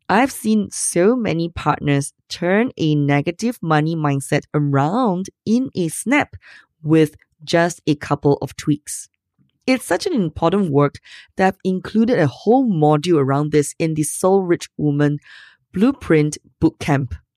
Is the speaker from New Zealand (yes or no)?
no; Singapore; I'm Asian? So what? I'm from Singapore